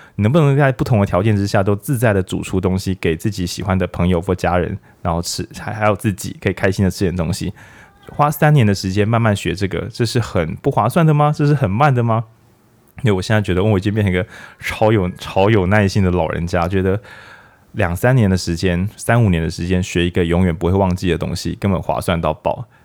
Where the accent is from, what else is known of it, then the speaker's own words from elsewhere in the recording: Lukang, Changhua County, Taiwan; 我小时候住在路港海边